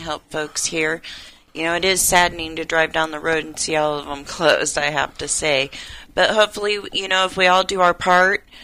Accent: Indiana, United States; moved away; I grew up in Indiana

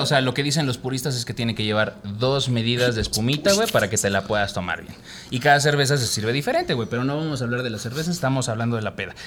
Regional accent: Mexico; como mexicanos

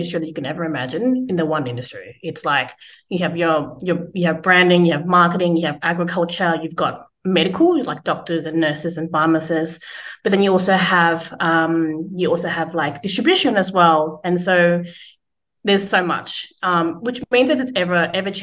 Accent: Australia; as a first generation growing up in Australia

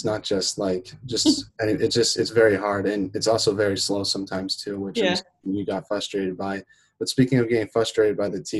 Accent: Boston, Massachusetts, United States; I'm from Boston

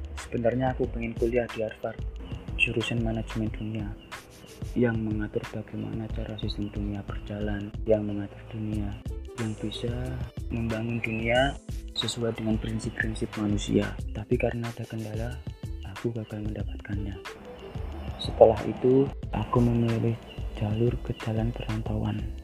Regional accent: Magelang, Central Java, Indonesia; Aku lahir di Magelang

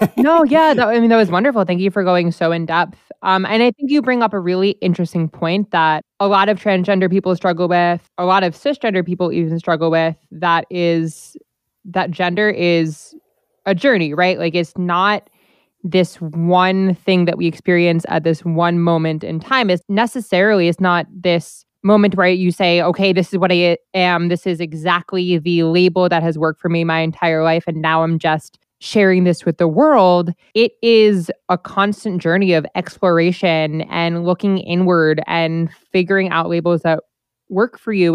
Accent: New Jersey, United States; My home state

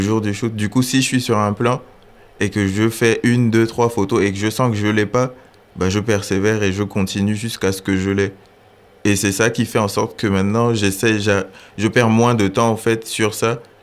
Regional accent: Gabon; moved away as an adult; now in France; j'ai 23 ans, je suis gabonais et je suis en France depuis 5 ans maintenant.

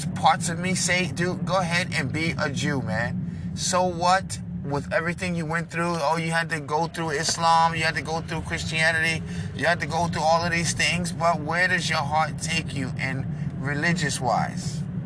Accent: New York City, New York, United States; also born or lived in Brooklyn, New York; I was born in Manhattan, New York.

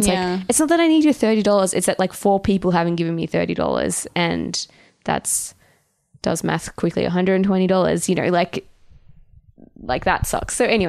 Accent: Canberra, Australian Capital Territory, Australia; now in Sydney, Australia; Just because I'm from Canberra doesn't mean I'm destitute.

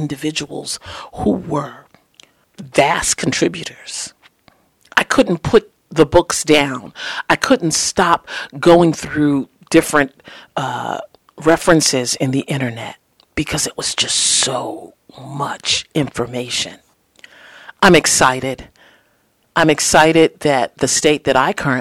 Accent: New York, United States; also born or lived in the South (summers); growing up in New York

